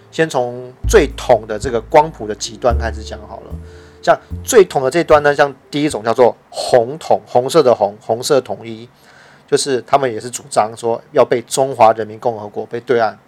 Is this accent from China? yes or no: no; Taiwan; 我们是台湾人